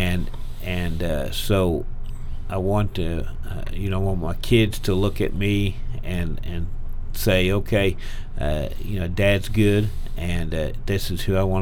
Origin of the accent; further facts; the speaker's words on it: Oklahoma, United States; I'm from Oklahoma